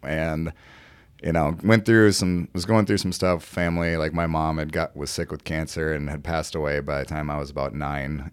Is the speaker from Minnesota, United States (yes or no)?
yes; Mankato, Minnesota, United States; now in Burnsville, United States; I'm from Mankato, you know, town about, you know, forty, fifty thousand people